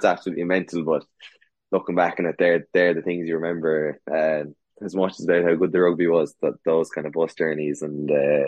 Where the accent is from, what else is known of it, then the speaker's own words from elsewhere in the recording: Munster, Ireland; moved away as an adult; growing up in Munster